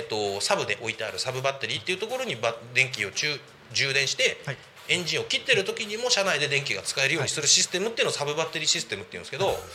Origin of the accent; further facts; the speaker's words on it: Koshigaya, Saitama, Japan; 僕の地元越谷市で